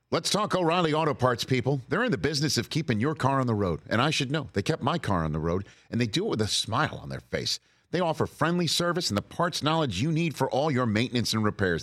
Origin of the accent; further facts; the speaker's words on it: United States; as an American sports broadcaster